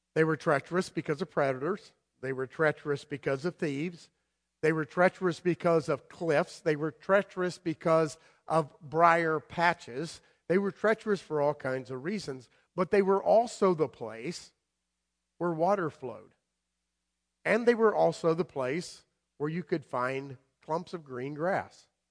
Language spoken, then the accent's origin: English; South Florida, United States; moved away; also born or lived in Madison, Connecticut / Guilford, Connecticut; I grew up in South Florida, down there where all the storms are coming